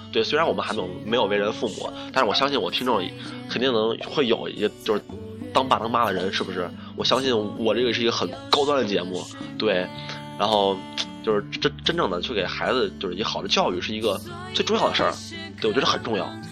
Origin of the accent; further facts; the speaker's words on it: Shaanxi, China; 我们陕西这边儿